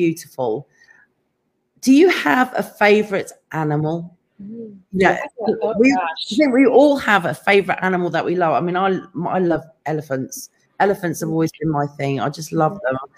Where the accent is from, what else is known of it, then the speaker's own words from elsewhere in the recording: England, United Kingdom; now in California, United States; I'm from England